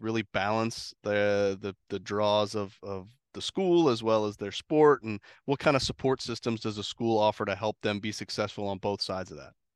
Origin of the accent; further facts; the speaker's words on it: Ohio, United States; I grew up in Ohio